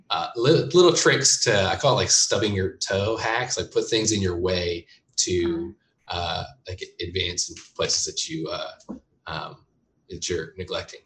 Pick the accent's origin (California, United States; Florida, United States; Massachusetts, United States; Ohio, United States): California, United States; Bakersfield; also born or lived in Oregon / Bay Area / Berkeley / San Francisco; now in Los Angeles, United States; I was born in Oregon uh, and then raised up in Bakersfield, which is uh, just north of LA.